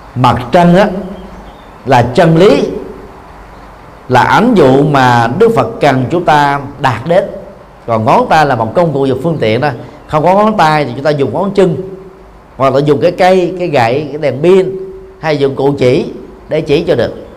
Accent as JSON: {"language": "Vietnamese", "country": "Vietnam", "said": "người Việt Nam chúng ta"}